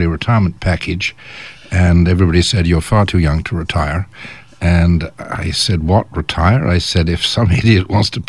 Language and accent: English; England, United Kingdom; moved away as an adult; also born or lived in Malaya / Latin America; now in Canada; I started life in England, as everybody can probably tell from my accent, and came to Canada